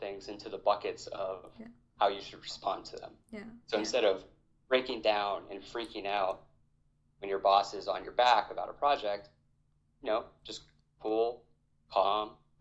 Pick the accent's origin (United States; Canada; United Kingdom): United States; Hawaii; moved away as an adult; I was born and raised in Hawaii